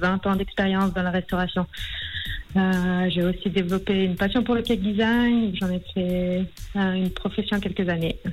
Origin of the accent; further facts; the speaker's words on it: Mayenne, Pays de la Loire, France; now in Switzerland; je suis originaire de la Mayenne, près de la Bretagne